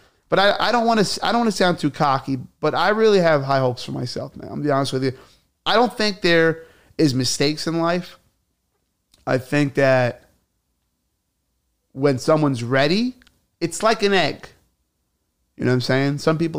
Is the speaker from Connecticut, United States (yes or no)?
no; Alabama, United States; born there; I was born in Alabama, and we didn't have gyms back then. We had hay.